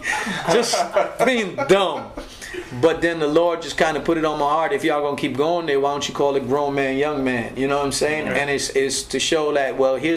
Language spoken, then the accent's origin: English; Linden, Upper Demerara-Berbice, Guyana; moved away; going back home to my home country, and we went back to Linden, Guyana